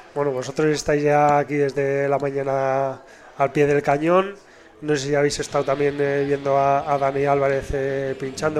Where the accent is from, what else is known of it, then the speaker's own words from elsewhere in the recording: Basque Country, Spain; en euskera tenemos una palabra